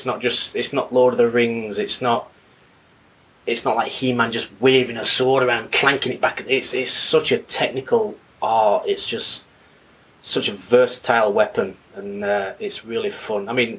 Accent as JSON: {"language": "English", "town": "Sheffield", "region": "Yorkshire and the Humber", "country": "United Kingdom", "tie": "born or raised there", "also_born_or_lived": "Leeds", "moved": "as an adult", "said": "Sheffield. Okay. It's Northern England."}